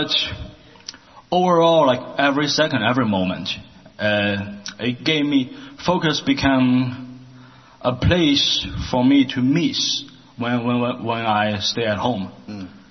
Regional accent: Shandong, China; English is a second language; moved away as an adult; now in Portland, United States; I'm from China. The province I came from is called Shandong Province. It's something, the culture is somewhere between Alabama or Texas. Hmm. It's a really conservative province.

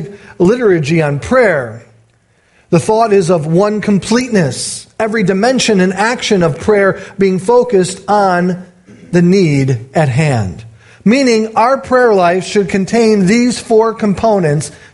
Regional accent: United States; as an American

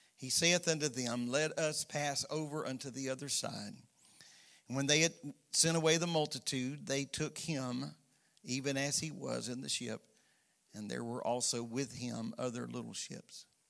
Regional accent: Florida, United States; both of us been born and raised in Florida

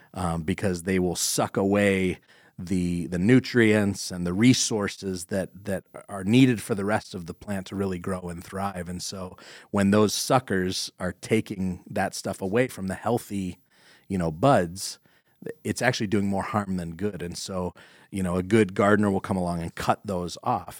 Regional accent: Corry, Pennsylvania, United States; I grew up in Corrie next to Dodd's

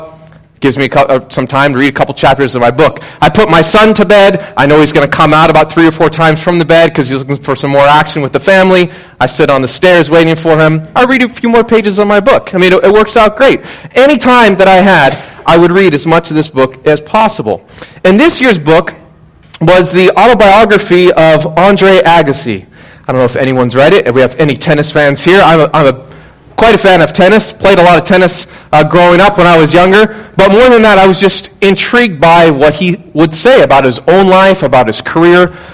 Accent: Puget Sound area, Washington, United States; moved away; I grew up in the Puget Sound area in Washington State

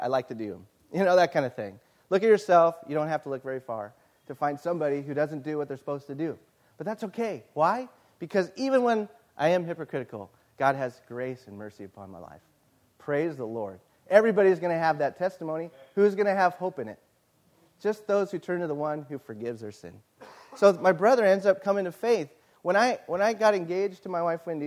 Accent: Yucaipa, California, United States; I love my hometown

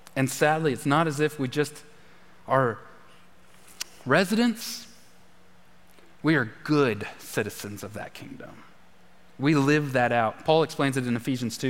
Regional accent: United States; I'm an American. I'm American

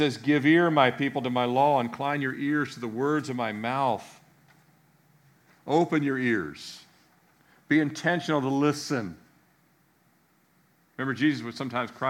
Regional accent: United States; I grew up outside the Beltway

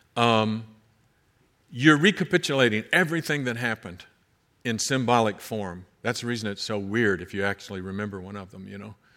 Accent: United States; also born or lived in Kentucky / Georgia; I'm from Kentucky and Georgia

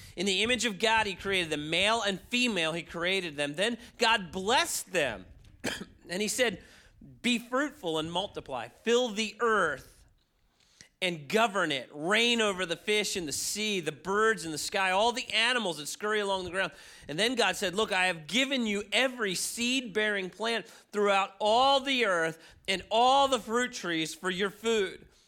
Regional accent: Baltimore, Maryland, United States; also born or lived in Chicago; I moved back to my hometown in Baltimore

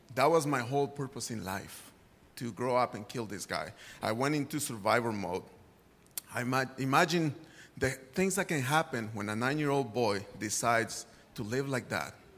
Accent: Guadalajara, Jalisco, Mexico; moved away; I grew up in Guadalajara, Mexico

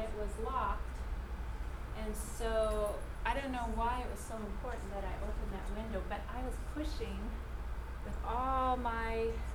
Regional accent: Saskatchewan, Canada; when I was probably 7 or 8, we lived in Saskatchewan. I'm a Canadian

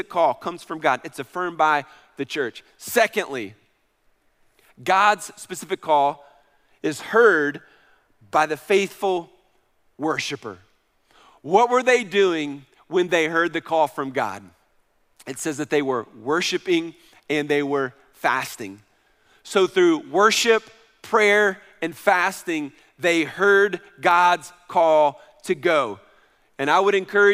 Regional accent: Knoxville, Tennessee, United States; moved away; I was raised in Knoxville, so I ran the streets of Kingston Pike and Westtown Mall and Bearden Hill and all that for many, many years

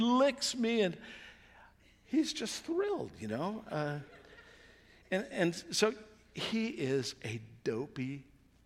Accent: United States; we're good American Christians

